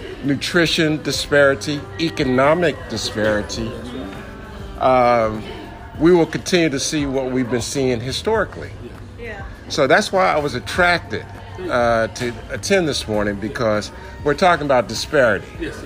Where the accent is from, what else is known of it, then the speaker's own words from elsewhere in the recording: Washington, District of Columbia, United States; I grew up in River Terrace, not far from the Pepco power plant.